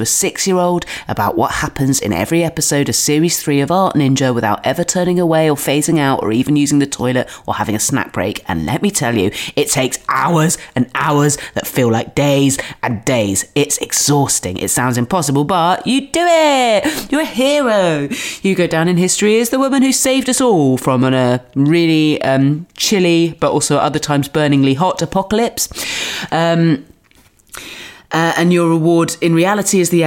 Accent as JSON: {"language": "English", "area": "Dorset", "region": "South West England", "country": "United Kingdom", "tie": "born or raised there", "moved": "yes", "lives_now": "London, United Kingdom", "said": "I'm from Dorset on the south coast"}